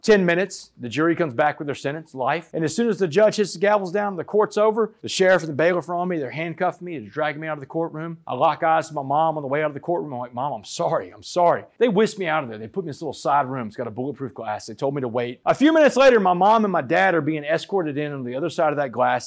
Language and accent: English; Port Arthur, Texas, United States; I grew up in Port Arthur, Texas